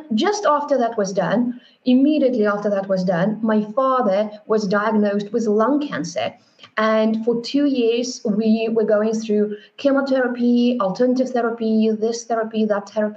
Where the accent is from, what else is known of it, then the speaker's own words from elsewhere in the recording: Moscow, Russia; now in Berlin, Germany; I grew up in Russia, in Moscow, with four grandparents, very close.